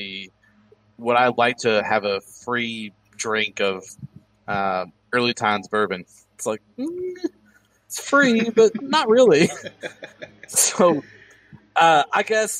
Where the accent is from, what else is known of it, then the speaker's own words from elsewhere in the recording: Indiana, United States; Indiana Pacers, my hometown team